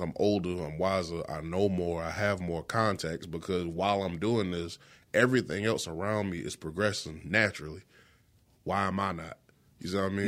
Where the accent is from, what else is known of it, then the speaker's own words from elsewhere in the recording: Florence, South Carolina, United States; I'm from West Florence